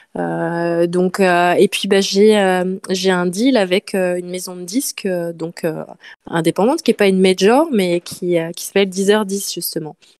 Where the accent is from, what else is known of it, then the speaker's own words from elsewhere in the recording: Nantes, Pays de la Loire, France; moved away as an adult; now in Marseille, France; je, suis euh, de Nantes, donc je me suis installée à Marseille il y a quelques années